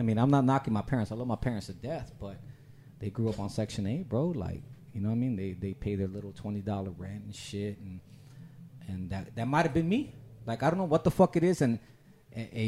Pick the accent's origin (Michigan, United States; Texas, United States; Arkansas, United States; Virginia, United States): Texas, United States; San Antonio; big west side. That's where I grew up.